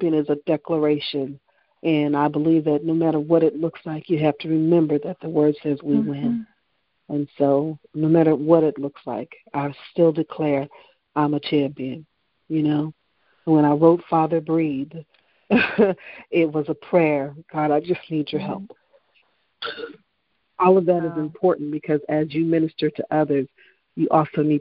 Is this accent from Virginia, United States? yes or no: yes; Virginia, United States; I'm from Virginia